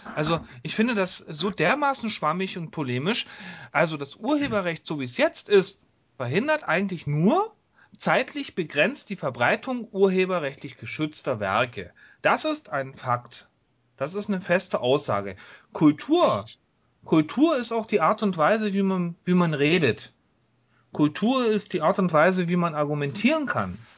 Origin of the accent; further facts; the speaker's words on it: East Germany, Germany; ich komme aus der DDR.